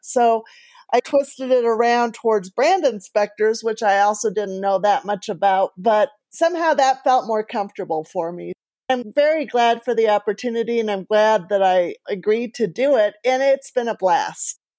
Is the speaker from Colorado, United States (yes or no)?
yes; Colorado, United States; I'm from Colorado